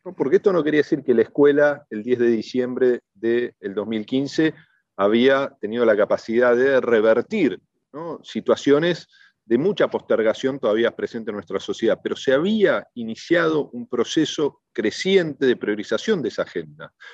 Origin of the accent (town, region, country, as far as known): Argentina